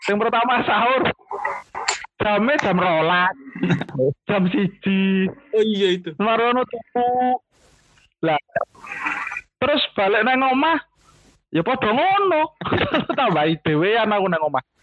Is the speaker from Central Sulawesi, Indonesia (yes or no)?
yes; Palu, Central Sulawesi, Indonesia; now in Malang, Indonesia; Aku dari Sulawesi Tengah. Kadang {S1} Tepatnya kota? {S0} Kota Palu.